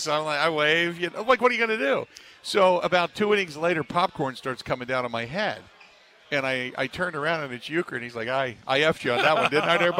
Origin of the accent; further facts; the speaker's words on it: Cincinnati, Ohio, United States; moved away as an adult; now in Wisconsin, United States; I grew up in Cincinnati, and that was where the Finley Market Parade took place.